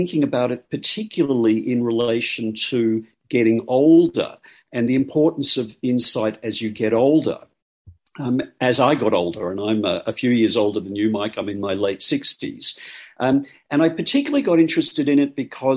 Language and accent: English; Australia; I'm Australian